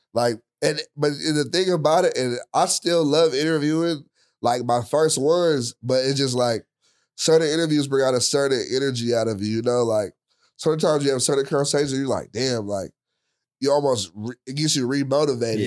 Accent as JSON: {"language": "English", "town": "Richmond", "region": "California", "country": "United States", "tie": "born or raised there", "said": "where I grew up, I, I'm from Richmond, it wasn't the best"}